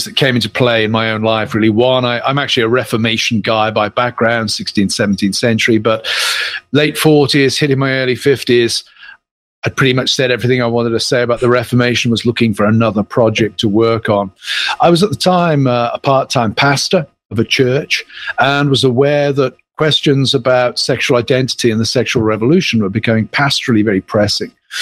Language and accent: English; United Kingdom; moved away as an adult; now in Pennsylvania, United States; as you can tell from my accent, I'm not from the south side of Philly. I'm from the United Kingdom